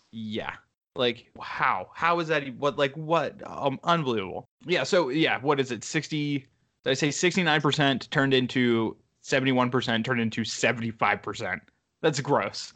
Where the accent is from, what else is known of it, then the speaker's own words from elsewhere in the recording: United States; moved away as an adult; also born or lived in Pittsburgh; I'm back in my hometown